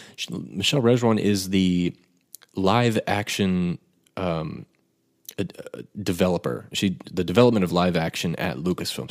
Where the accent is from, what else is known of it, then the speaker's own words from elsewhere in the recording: United States; my family is actually from Scotland. Uh, I was not born there. I was born in the States, but, um, my father is Scottish